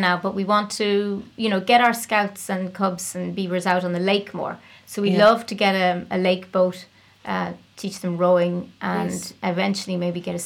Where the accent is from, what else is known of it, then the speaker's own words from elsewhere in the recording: Clare, Munster, Ireland; also born or lived in Cork; We moved from Cork to Clare when I was 9